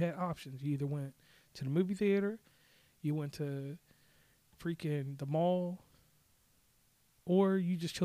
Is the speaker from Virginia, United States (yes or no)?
yes; Rustburg, Virginia, United States; also born or lived in Lynchburg, Virginia; I hail from Rustburg, Virginia, by way of Lynchburg, Virginia. That's Central Virginia, 434 area code